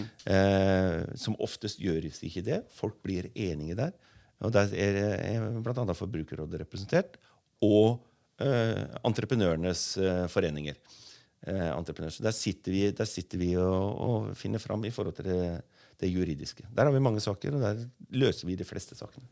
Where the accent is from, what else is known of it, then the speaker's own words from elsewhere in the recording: Bø, Vestfold og Telemark, Norway; also born or lived in Oslo; Jeg er fra Bø i Telemark sjøl og bor der, og så har, bor jeg også her i Oslo.